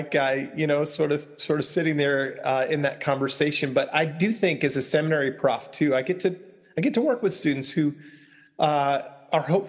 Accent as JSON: {"language": "English", "area": "Long Island", "region": "New York", "country": "United States", "tie": "born or raised there", "said": "where I grew up on Long Island"}